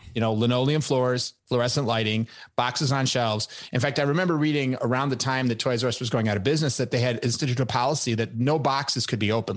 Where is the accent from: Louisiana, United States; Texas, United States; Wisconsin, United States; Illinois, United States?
Illinois, United States; Chicago; I grew up in Chicago